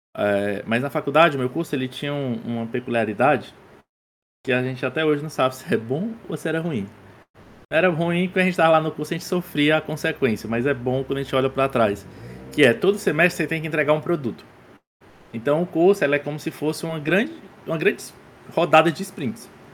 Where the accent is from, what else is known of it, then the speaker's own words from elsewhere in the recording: Crateús, Ceará, Brazil; Eu sou cearense, é, nasci na cidade do interior do estado aqui chamada Crateus.